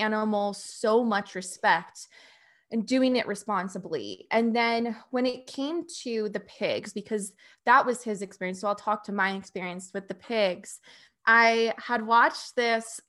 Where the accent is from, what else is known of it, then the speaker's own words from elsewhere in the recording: Phoenix, Arizona, United States; moved away as an adult; I was born and raised in Phoenix, Arizona, and that's where I lived for 29 years in the suburbs.